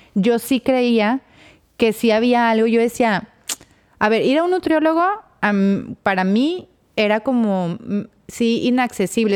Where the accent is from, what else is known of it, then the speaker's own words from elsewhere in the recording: Torreón, Coahuila, Mexico; yo que soy de Torreón